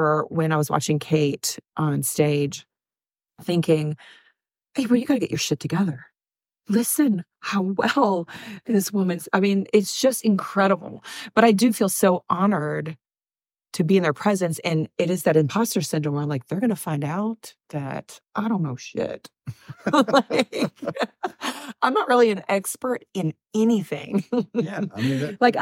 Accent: Alabama, United States; we're from Alabama. Yeah. You know, we grew up, I grew up incredibly poor

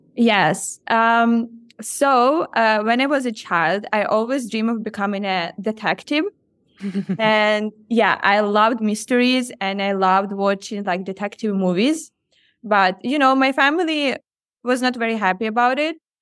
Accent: Ukraine; moved away as an adult; also born or lived in Odesa; growing up in Ukraine

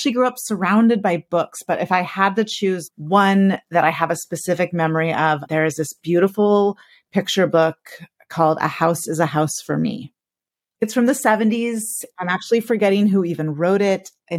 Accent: California, United States; So I grew up in California.

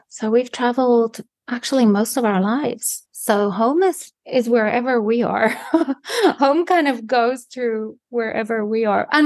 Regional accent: South Africa; moved away; and it's the same for me you know when i go back to south africa i hardly sometimes understand what people are saying because the language actually changed so much in the uh, almost 20 years that I haven't been there.

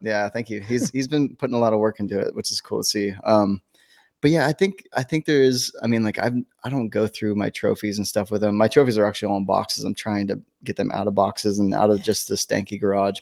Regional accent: Northern California, United States; moved away as an adult; I was from Northern California

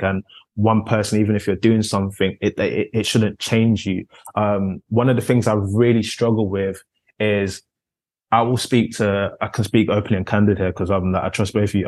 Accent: London, United Kingdom; growing up in South London, Concrete Catalonia as it's dubbed

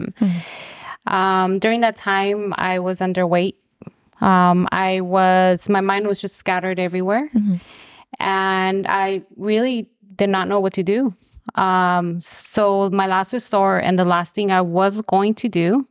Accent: Los Angeles, California, United States; I am originally from Los Angeles.

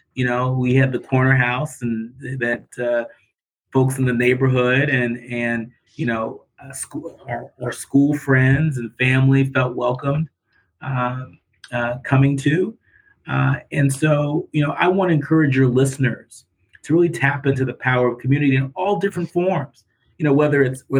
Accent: California, United States; now in Detroit, United States; They met in college in Texas and had me many years later in California

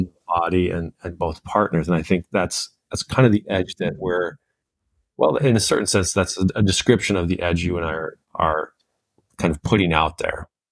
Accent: Southern California, United States; the culture I was raised in in Southern California

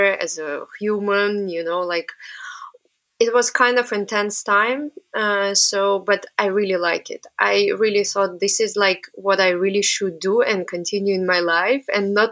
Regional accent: Samara, Samara Oblast, Russia; English is a second language; moved away as an adult; also born or lived in Antwerp, Belgium; now in New York, United States; I'm originally from Russia and my hometown called Samara. And I was born there. I was studying there

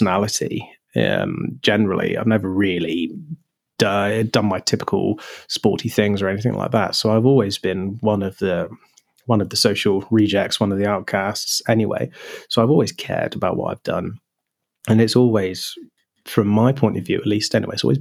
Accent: Wiltshire, South West England, United Kingdom; growing up in Wiltshire, where you had RAF Lynham, and RAF Fairford

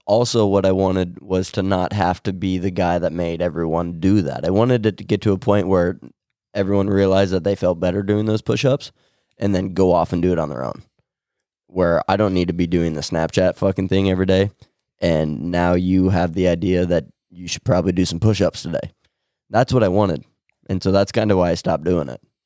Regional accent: Winside, Nebraska, United States; I'm from Winside, Nebraska

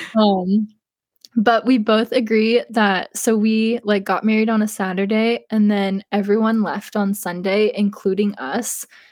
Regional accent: East Coast, United States; I'm not from the West Coast, I'm from the East Coast

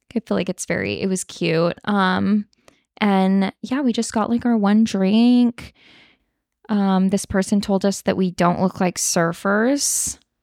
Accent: Sacramento, California, United States; I'm like from Sacramento area

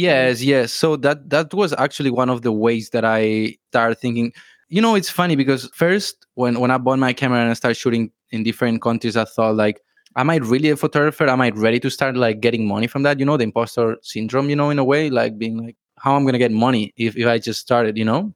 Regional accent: Barcelona, Catalonia, Spain; moved away as an adult; now in Thailand; I'm from Spain, from Barcelona, and I've been traveling around the world for like five years now. And yeah, recently moved to Thailand.

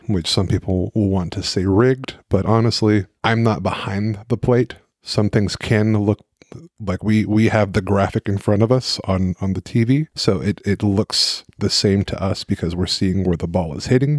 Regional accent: Dallas, Texas, United States; now in Maryland, United States; I am from Dallas

